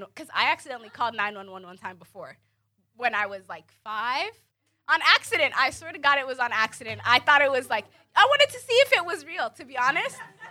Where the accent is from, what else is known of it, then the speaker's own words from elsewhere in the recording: DMV, United States; moved away; also born or lived in Lorton, Virginia / Sudan (ancestry); I'm originally from the DMV. I grew up in Maryland, Virginia, D.C., all